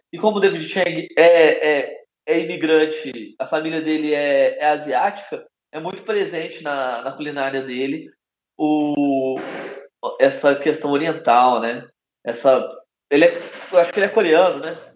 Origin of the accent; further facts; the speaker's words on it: Belo Horizonte, Minas Gerais, Brazil; Eu sou de Belo Horizonte